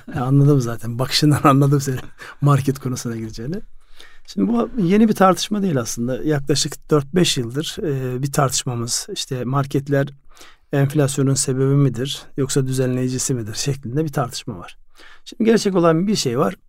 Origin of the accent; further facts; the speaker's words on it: Ardahan, Turkey; moved away; Yani benim memleketim Ardahan